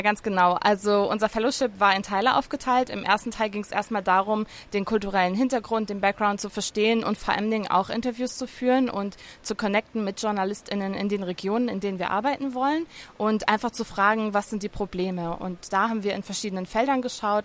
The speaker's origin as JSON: {"language": "German", "country": "Germany", "moved": "yes", "lives_now": "Lebanon", "said": "mich als Deutsche, die im Libanon lebt"}